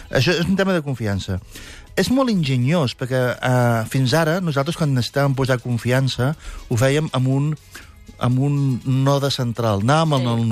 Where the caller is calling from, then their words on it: Barcelona, Catalonia, Spain; Hola, bon dia … de Barcelona